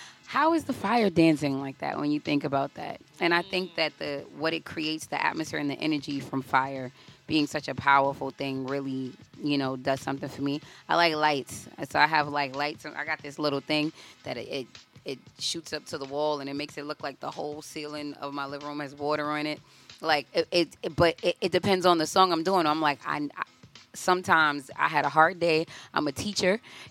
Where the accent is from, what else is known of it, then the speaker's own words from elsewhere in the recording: Jamaica; I'm Jamaican.